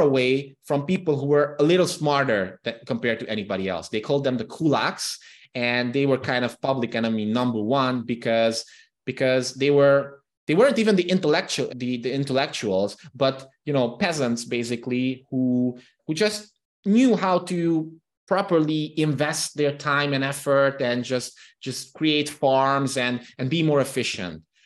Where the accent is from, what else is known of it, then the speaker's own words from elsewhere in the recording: Transylvania, Romania; first language Hungarian; English is a second language; the Hungarian minority living in Romania, in the Transylvanian region of Romania, where I'm from